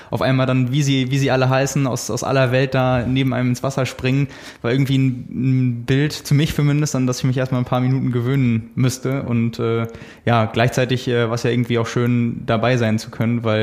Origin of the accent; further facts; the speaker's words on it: Hamburg, Germany; Also gerade für uns als Hamburger, die sonst äh, die Kulisse total anders kennen